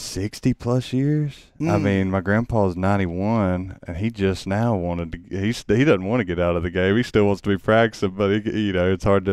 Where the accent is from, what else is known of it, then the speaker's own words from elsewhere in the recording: Pascagoula, Mississippi, United States; also born or lived in Ocean Springs; Raised in Pascagoula, though. I was born in, like I said, Ocean Springs. We were living in Moss Point at the time, and then moved to Pascagoula